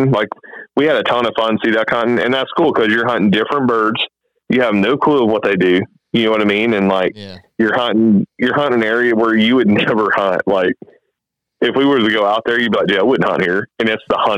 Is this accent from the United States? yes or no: yes; Arkansas, United States; born there; I was born in Arkansas.